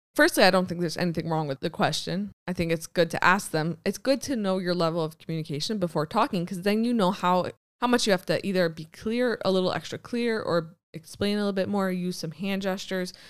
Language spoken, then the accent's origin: English; United States; now in Israel; being American